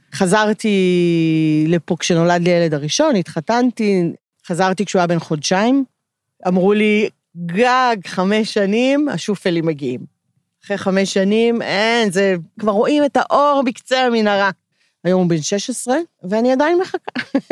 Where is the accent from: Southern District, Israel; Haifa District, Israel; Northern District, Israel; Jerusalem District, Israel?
Northern District, Israel; Ha'on; אני נולדתי פה